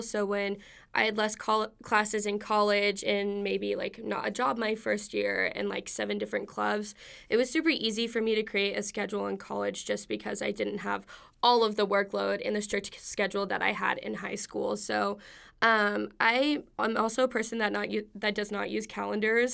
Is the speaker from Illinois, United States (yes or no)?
no; Wichita Falls, Texas, United States; moved away as an adult; I am from Wichita Falls, Texas